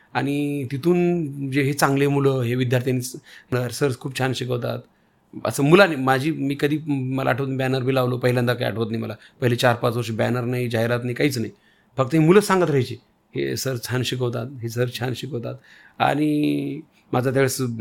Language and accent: Marathi; Renapur, Maharashtra, India; मी माझं गाव रेणापूर